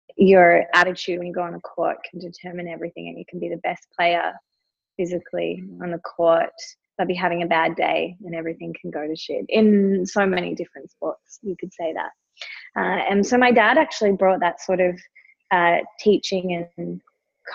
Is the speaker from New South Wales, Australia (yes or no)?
no; Melbourne, Victoria, Australia; I grew up in Melbourne